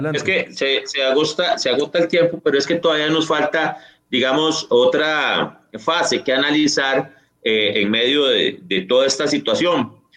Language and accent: Spanish; Costa Rica; somos los costarricenses